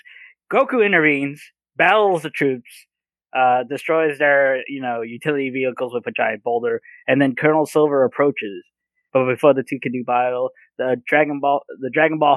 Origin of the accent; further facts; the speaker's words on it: United States; being American